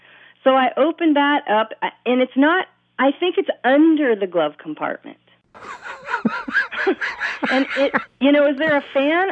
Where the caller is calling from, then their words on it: Bellingham, Washington, United States; I'm calling from Bellingham, Washington.